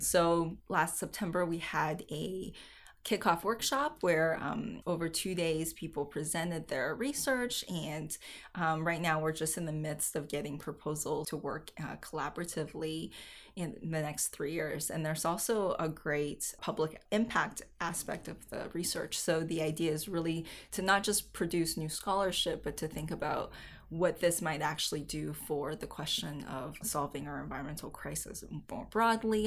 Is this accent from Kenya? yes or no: no; Chengdu, Sichuan, China; I grew up in Chengdu